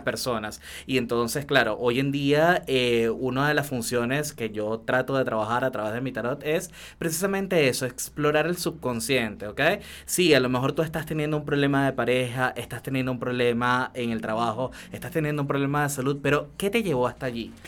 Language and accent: Spanish; Venezuela; moved away as an adult; yo salí de Venezuela con una sola maletita de sueños